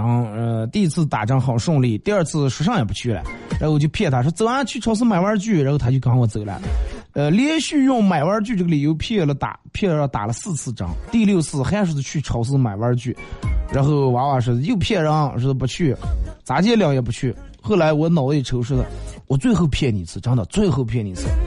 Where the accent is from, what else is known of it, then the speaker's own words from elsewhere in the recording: Northeast China, China; 二哥，呃，带我一个朋友，夏天时候带我一个朋友回我们老家，老家在东北，然后看到一个铁栏杆的时候。